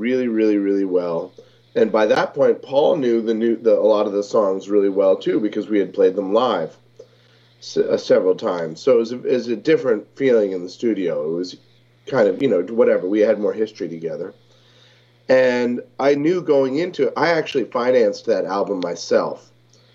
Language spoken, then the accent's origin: English; Maine, United States; growing up in Maine